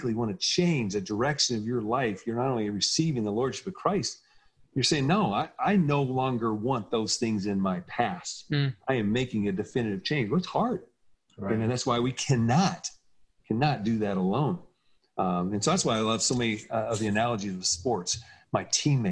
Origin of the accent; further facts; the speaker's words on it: Arizona, United States; moved away; I grew up in Arizona